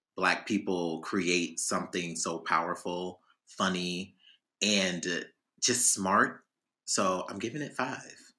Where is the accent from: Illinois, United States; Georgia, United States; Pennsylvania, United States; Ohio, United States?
Illinois, United States; Chicago; we grew up in Chicago